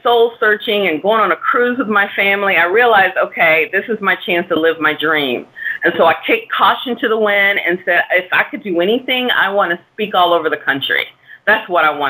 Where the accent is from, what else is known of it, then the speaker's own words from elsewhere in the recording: Dallas, Texas, United States; moved away as an adult; now in New York City, United States; I'm a Texas girl. I'm from Dallas, Texas, and moved here